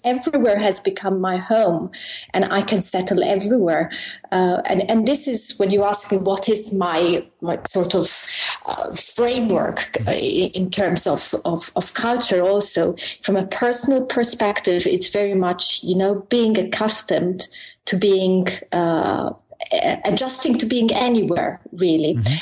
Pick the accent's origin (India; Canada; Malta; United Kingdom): Malta; moved away as an adult; now in Brussels, Belgium; I'm uh, actually from Malta. I'm um, Maltese